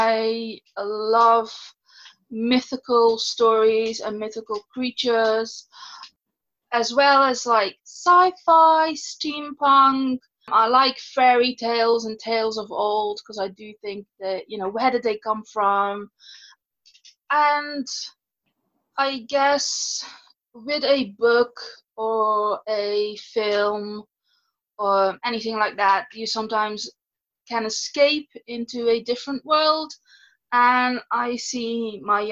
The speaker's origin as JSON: {"language": "English", "country": "Netherlands", "moved": "as an adult", "lives_now": "United Kingdom", "said": "I'm originally from the Netherlands and I've been living in the UK. Let me see. 14 years"}